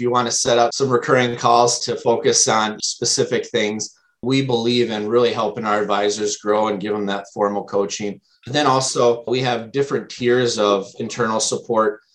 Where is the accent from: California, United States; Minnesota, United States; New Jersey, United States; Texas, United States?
Minnesota, United States; also born or lived in Wisconsin; I am from the Midwest, born and raised in Minnesota